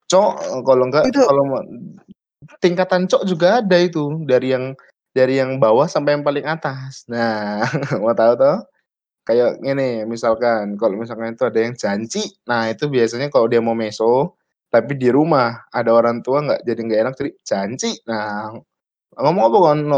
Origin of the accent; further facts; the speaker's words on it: Java, Indonesia; karena gue dari Jawa tinggal lama di Jawa Timur gitu, lumayan lama hidup di situ